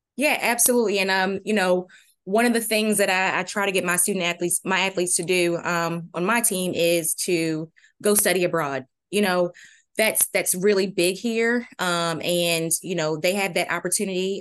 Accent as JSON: {"language": "English", "region": "Maryland", "country": "United States", "also_born_or_lived": "North Carolina / Virginia", "moved": "as an adult", "lives_now": "Williamsburg, United States", "said": "I'm originally from Maryland"}